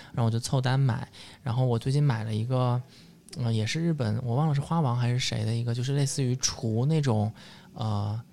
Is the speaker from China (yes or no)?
yes; southern China, China; 我作为一个南方人